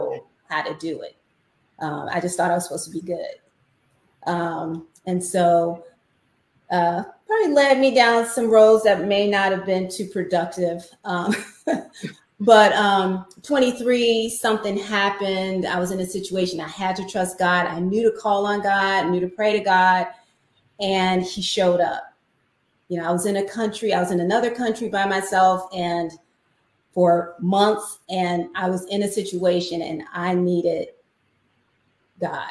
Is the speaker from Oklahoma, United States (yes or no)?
no; Chicago, Illinois, United States; I grew up in Chicago. So I'm a city girl.